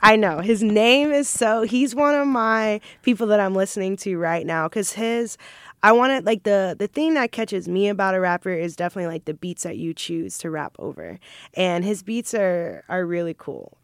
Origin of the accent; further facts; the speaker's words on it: Jacksonville, Florida, United States; also born or lived in Maryland; I pretty much grew up here. I claim, I claim Jacksonville